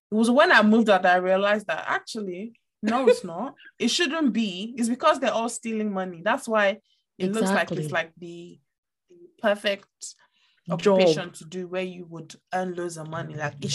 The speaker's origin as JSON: {"language": "English", "country": "Niger", "tie": "born or raised there", "said": "see, I grew up in Niger for a good amount of time"}